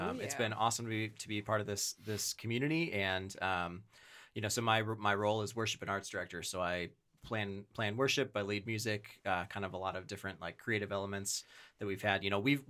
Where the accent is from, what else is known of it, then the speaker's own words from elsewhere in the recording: Wisconsin, United States; now in Rochester, United States; I have now lived in Rochester for about 10 years. I grew up in Wisconsin.